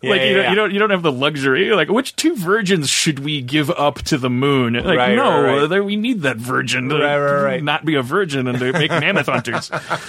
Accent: Milwaukee, Wisconsin, United States; born or raised there

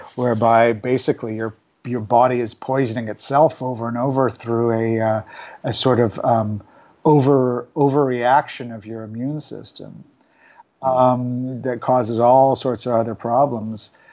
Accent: Vancouver, British Columbia, Canada; moved away; my hometown of Vancouver

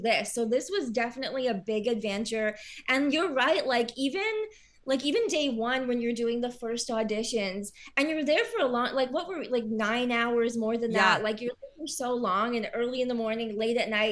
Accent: Kitchener, Ontario, Canada; moved away as an adult; now in Toronto, Canada; I'm from Kitchener. And so I know a lot of people around, like, the Kitchener, Waterloo, Cambridge area.

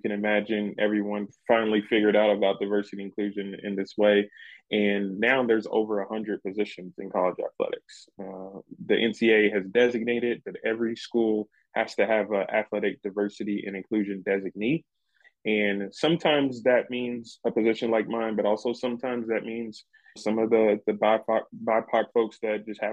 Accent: Louisville, Kentucky, United States; now in Tucson, United States; I'm originally from Louisville, Kentucky, and I went to Western Kentucky University

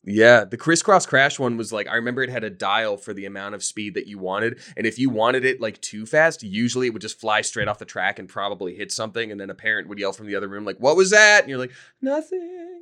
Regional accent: Georgia, United States; I grew up in Georgia

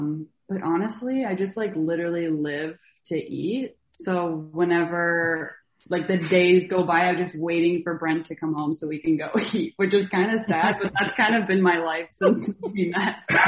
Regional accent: Baltimore, Maryland, United States; I'm from Baltimore.

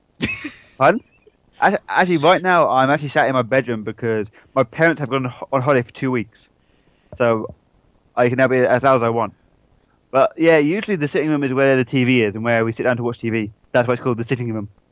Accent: United Kingdom

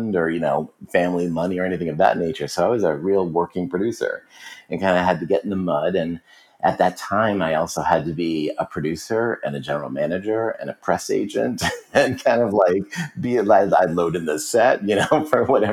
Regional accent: Boston, Massachusetts, United States; moved away as an adult; also born or lived in Connecticut / New York City; I grew up in Boston

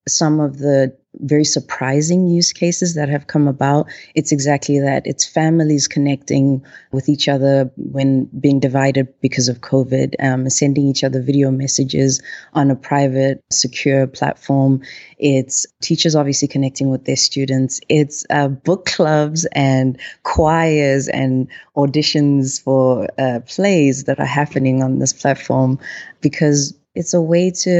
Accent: South Africa; moved away as an adult; now in Minneapolis, United States; I am originally from South Africa and I've been based in the US for almost 5 years, 6 months, and a couple of days.

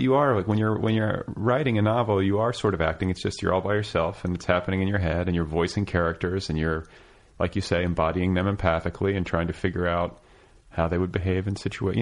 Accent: Milwaukee, Wisconsin, United States; moved away as an adult; now in Los Angeles, United States; I'm from the Midwest. I'm from Milwaukee.

